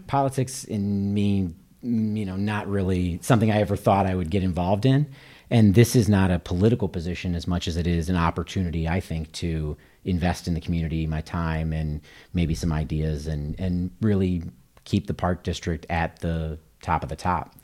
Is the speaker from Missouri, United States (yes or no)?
yes; Kansas City, Missouri, United States; moved away as an adult; now in Naperville, United States; I grew up in Kansas City, Missouri